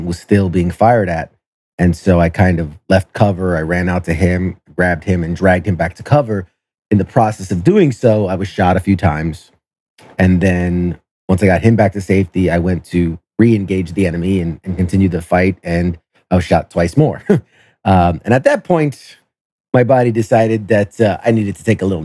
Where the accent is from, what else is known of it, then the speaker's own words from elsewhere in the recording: New York City, New York, United States; I'm originally from New York City, and I was a senior in high school when 9/11 happened